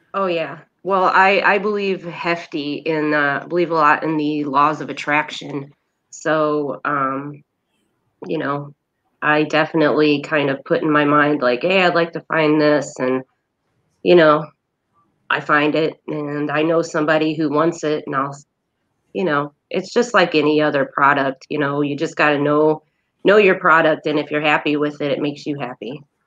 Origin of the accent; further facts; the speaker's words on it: Indiana, United States; also born or lived in Denver, Colorado; now in Lansing, United States; I'm a Hoosier at heart. I was born in Indiana